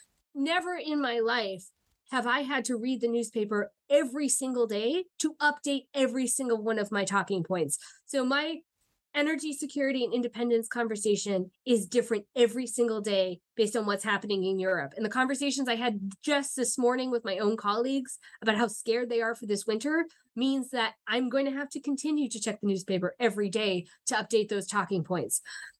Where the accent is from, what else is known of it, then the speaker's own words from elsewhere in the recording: New York, United States; because I'm from New York and we don't like Indian Point.